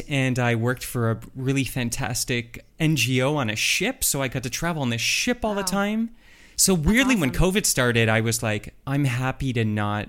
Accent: Oakville, Ontario, Canada; also born or lived in Japan; when I was a kid, I come from Oakville, Ontario.

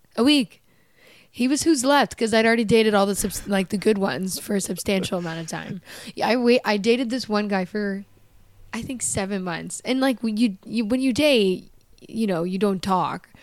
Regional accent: Canada; moved away; I'm from Canada

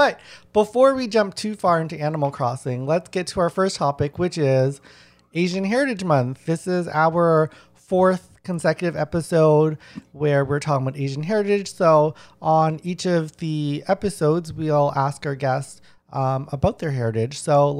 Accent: Winnipeg, Manitoba, Canada; I grew up in Winnipeg and about 80% of my school is Filipino.

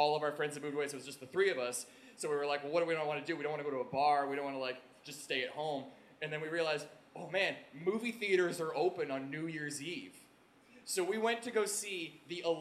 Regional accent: Oakville, Ontario, Canada; I was raised in Oakville, Ontario

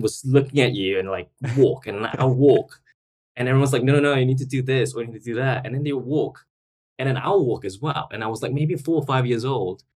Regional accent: Singapore; moved away as an adult; now in London, United Kingdom; So that's where I'm from originally. So I grew up in Singapore

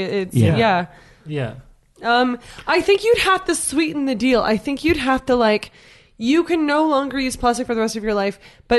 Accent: East Coast, United States; I'm from the East Coast where there are boats.

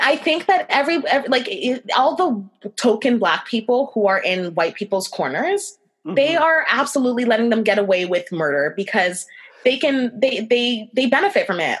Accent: Brampton, Ontario, Canada; I grew up in Brampton

